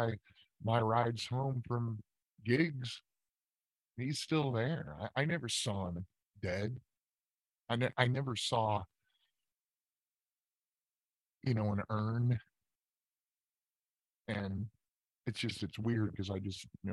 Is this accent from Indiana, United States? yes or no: yes; Scottsburg, Indiana, United States; moved away; also born or lived in Louisville, Kentucky; I was born in Louisville, Kentucky, but I was raised about 30 miles north in Indiana, at a place called Scottsburg, Indiana